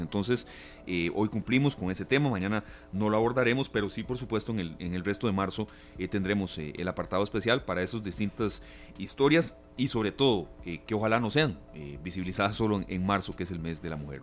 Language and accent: Spanish; San José, Costa Rica; somos de San José